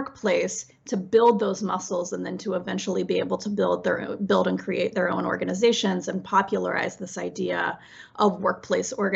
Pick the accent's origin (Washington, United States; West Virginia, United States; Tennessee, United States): West Virginia, United States; I grew up in West Virginia in a family of coal miners